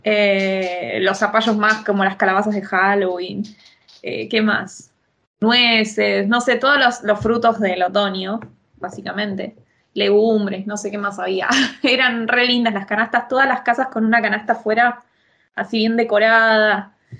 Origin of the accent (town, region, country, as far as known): Argentina; now in Italy